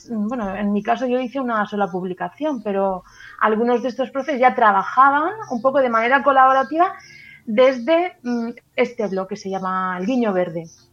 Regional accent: Valencia, Valencian Community, Spain; now in Murcia, Spain; Vivo aquí en Murcia, soy de Valencia, pero trabajo en Murcia

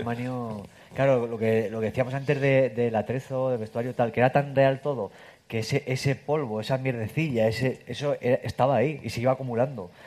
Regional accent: Castilla-La Mancha, Spain; yo si soy manchego

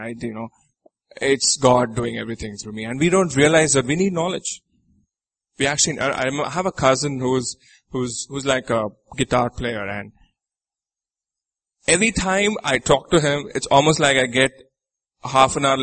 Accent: Nigeria; I'm from Nigeria

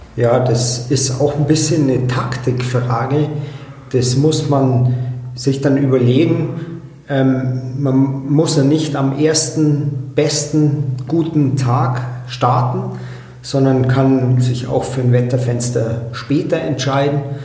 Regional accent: Allgäu, Bavaria, Germany; hier bei uns im Allgäu

